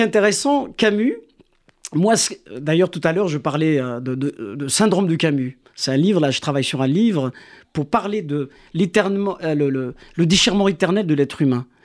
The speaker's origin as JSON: {"language": "French", "region": "Kabylie", "country": "Algeria", "also_born_or_lived": "France", "first_language": "Kabyle", "second_language": "French", "moved": "yes", "lives_now": "Quebec, Canada", "said": "ma langue maternelle kabyle, la langue officielle en Algérie, c'est l'arabe. Et, et tiraillé également euh, entre ma terre natale et les, mes exils"}